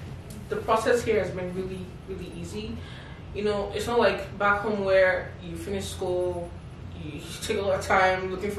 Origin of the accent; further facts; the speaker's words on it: Nigeria; moved away as an adult; also born or lived in Delta State / Imo State; now in Canada; I grew up back in Nigeria, and like you said, I went to Covenant University